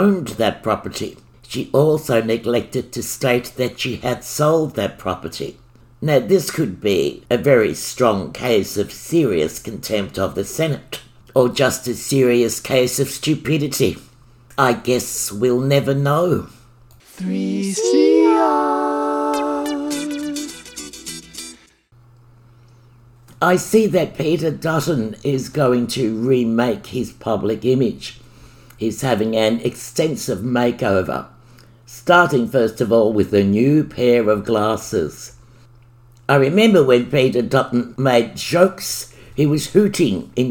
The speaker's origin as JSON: {"language": "English", "town": "Melbourne", "region": "Victoria", "country": "Australia", "said": "I'm from Melbourne"}